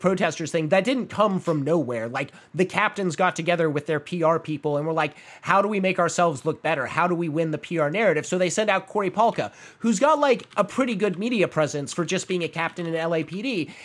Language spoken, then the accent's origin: English; Phoenix, Arizona, United States; moved away; my hometown mall